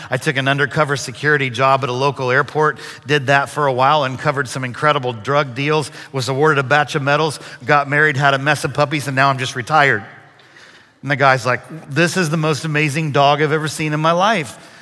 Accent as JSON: {"language": "English", "town": "Brazil", "region": "Indiana", "country": "United States", "tie": "born or raised there", "also_born_or_lived": "Texas", "moved": "yes", "said": "I grew up about two hours north of here in a little town called Brazil, Indiana."}